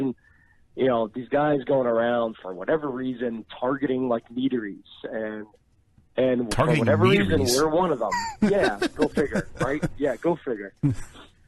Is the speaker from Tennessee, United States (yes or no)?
no; New Jersey, United States; born or raised there